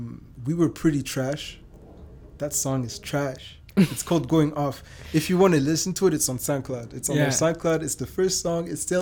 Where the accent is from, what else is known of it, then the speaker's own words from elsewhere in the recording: Vienna, Austria; born there; also born or lived in Germany / Rwanda / Belgium; No, I was born in Austria, in Vienna.